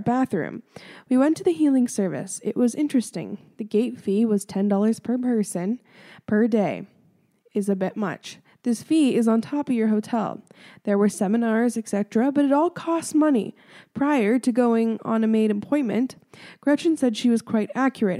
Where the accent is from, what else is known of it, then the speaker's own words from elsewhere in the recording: Ontario, Canada; I'm from Ontario